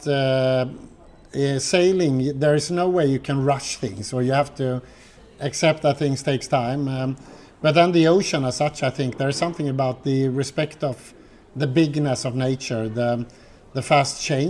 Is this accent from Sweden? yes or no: yes; Gothenburg, Västra Götaland, Sweden; I'm brought up on the west coast of Sweden. I'm from Gothenburg.